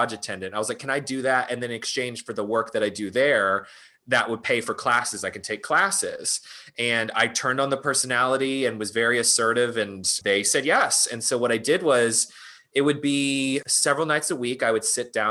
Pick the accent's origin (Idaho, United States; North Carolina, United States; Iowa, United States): North Carolina, United States; moved away as an adult; also born or lived in New York; now in Los Angeles, United States; I grew up in North Carolina